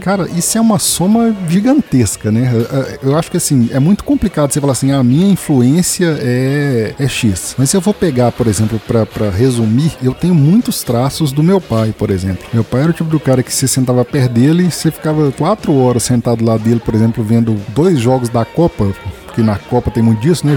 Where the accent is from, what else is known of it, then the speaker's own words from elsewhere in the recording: Sete Lagoas, Minas Gerais, Brazil; also born or lived in Betim; Eu voltei para minha cidade natal, tô morando de novo em Sete Lagoas